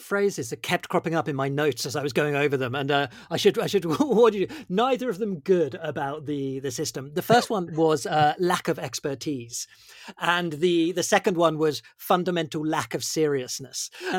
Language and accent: English; Bournemouth, South West England, United Kingdom; I grew up in Bournemouth, just so you know.